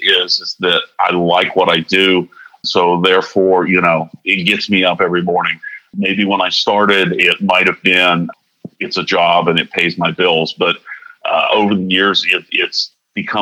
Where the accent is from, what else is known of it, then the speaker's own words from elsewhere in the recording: Florida, United States; now in Wilmington, United States; I grew up in Florida.